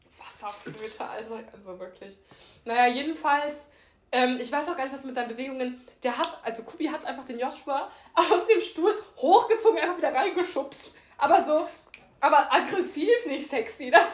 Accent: Germany; ich bin schon eine deutsche Kartoffel

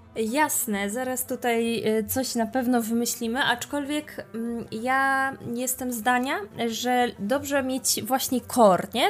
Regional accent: Poland; jestem Polką uczącą się hiszpańskiego

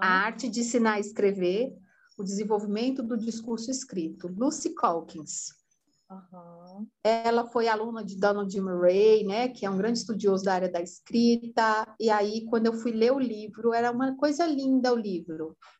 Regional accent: Ceará, Brazil; also born or lived in São Paulo; Eu sou paulistana de nascimento, é, cearense de criação e italiana de coração

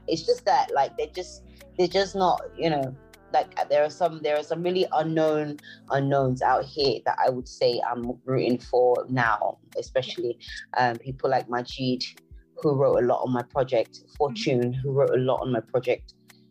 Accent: Nigeria; I'm an African, and I'm Nigerian more specifically.

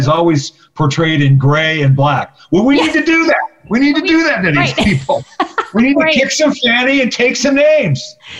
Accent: Arizona, United States; I was raised in a conservative environment. I was raised in Arizona.

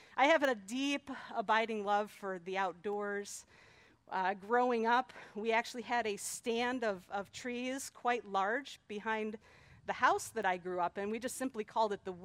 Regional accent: Detroit, Michigan, United States; growing up in Metro Detroit

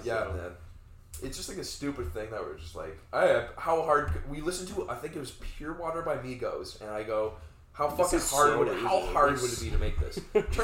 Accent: Toronto, Ontario, Canada; Me, a mean streets of Scarborough.

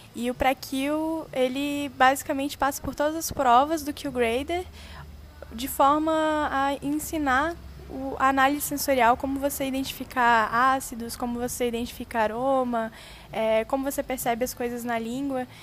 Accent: Brasília, Federal District, Brazil; also born or lived in Australia; now in Taubaté, Brazil; eu sou de Brasília

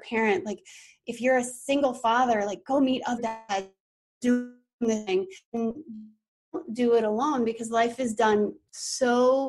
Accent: Colorado, United States; Now, I came from Colorado, so forgive me, but they have the best fried chicken, like, ever. I have never tasted fried food so good as I have here in the South

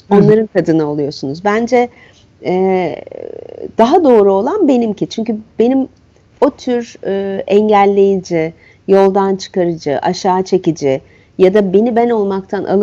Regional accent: Istanbul, Turkey; E, köy nedir bilmem e, şehirde büyüdüm. Şehrin çeşitli hallerini biliyorum ve insana göre olmadığını da e, anlayacak tecrübem bir İstanbullu olarak.

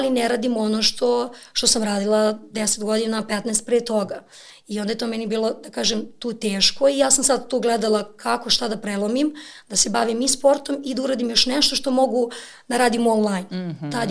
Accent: Lazarevac, Belgrade, Serbia; ja sam rođena sam u Beogradu, ali ja sam do srednje škole bila u Lazarevcu.

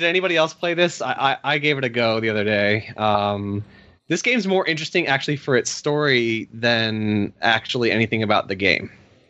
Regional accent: Australia; Speaking of political cartoon stereotypes, Monterey Jack, I was always offended by as an Australian.

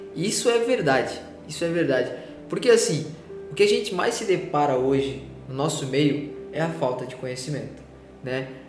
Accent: São Paulo, Brazil; moved away; Eu sou de São Paulo

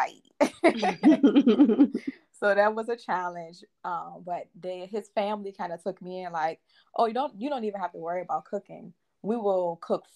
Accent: Richmond, Virginia, United States; I attended Virginia State University, which is in Richmond, Virginia, my hometown

